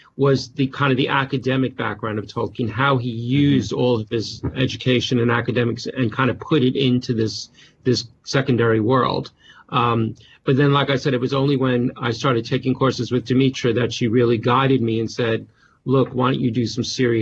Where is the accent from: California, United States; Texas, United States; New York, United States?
New York, United States; accent: Bronx; moved away as an adult; now in United Kingdom; I was born in the Bronx, New York, actually, so I come from New York